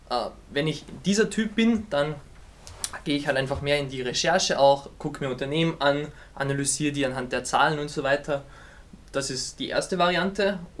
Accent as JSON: {"language": "German", "country": "Austria", "said": "ich komme aus Österreich"}